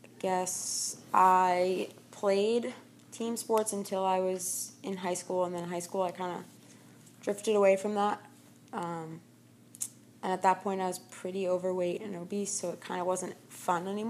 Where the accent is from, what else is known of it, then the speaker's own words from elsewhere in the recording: Blue Bell, Pennsylvania, United States; I grew up in Bluebell, Pennsylvania. Lived there my whole life